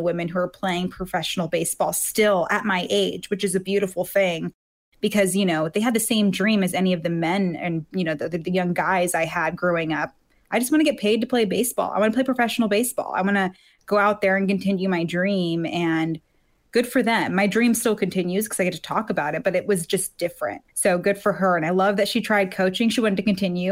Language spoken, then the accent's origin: English; Reno, Nevada, United States; I'm from Reno